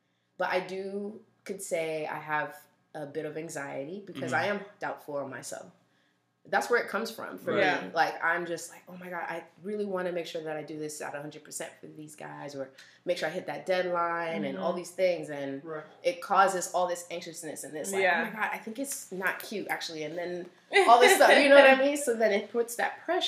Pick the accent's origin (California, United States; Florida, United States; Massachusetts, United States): Florida, United States; South; I was born here